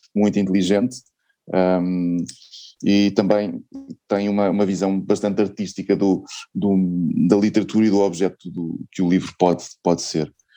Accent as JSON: {"language": "Portuguese", "country": "Portugal", "said": "sendo portuguesa"}